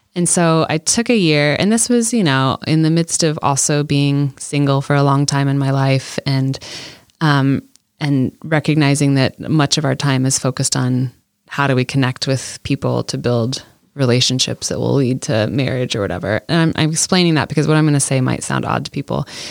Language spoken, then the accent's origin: English; Iowa, United States; when I was young, I grew up in Iowa